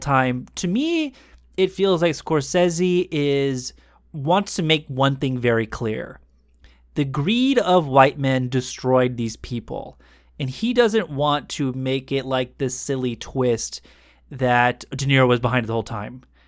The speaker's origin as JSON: {"language": "English", "country": "United States", "said": "an American who is now, you know, a little bit older and educated"}